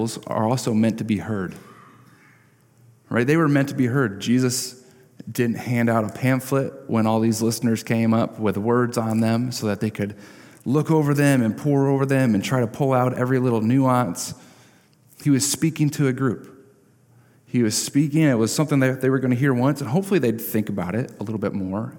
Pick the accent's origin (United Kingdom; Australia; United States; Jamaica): United States; Parchment, Michigan; I grew up in Parchment